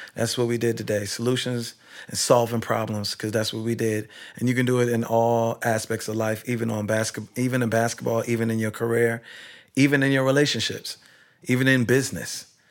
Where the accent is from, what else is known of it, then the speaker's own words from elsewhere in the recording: Kingston, Jamaica; moved away; I'm originally from Kingston, Jamaica, in Barbican Row